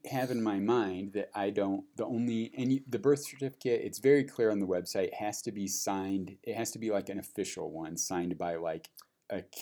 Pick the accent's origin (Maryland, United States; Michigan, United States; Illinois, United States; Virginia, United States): Illinois, United States; Peoria; born or raised there; moved away